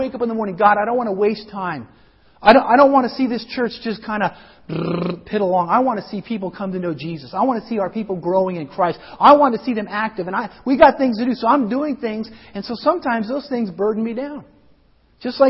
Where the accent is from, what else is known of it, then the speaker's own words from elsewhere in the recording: Colorado, United States; I grew up in Colorado